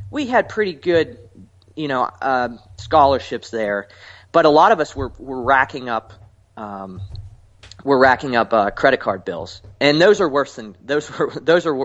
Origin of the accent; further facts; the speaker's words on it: Pittsburgh, Pennsylvania, United States